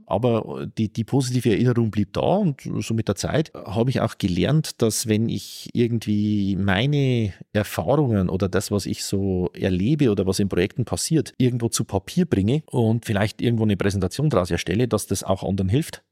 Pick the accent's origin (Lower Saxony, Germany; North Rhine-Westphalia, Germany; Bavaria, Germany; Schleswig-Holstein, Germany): Bavaria, Germany; Northern; in meinem Heimatort in Nordbayern